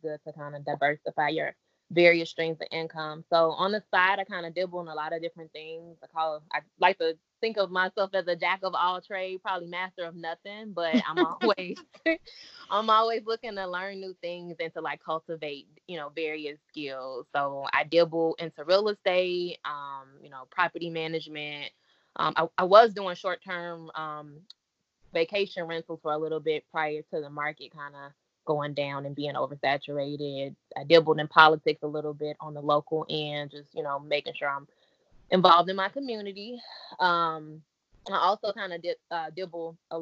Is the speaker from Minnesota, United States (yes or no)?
no; Chicago, Illinois, United States; also born or lived in Maywood; Born and raised in Chicago